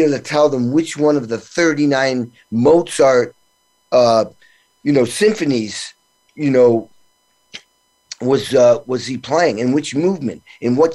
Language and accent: English; New England, Western Mass, Massachusetts, United States; my small little town, 3,000 people I grew up in New England